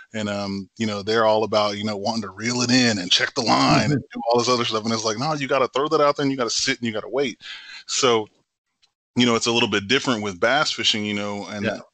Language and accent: English; Temple, Texas, United States; I'm originally from Temple, Texas, born and raised, you know, a Texan thoroughbred through and through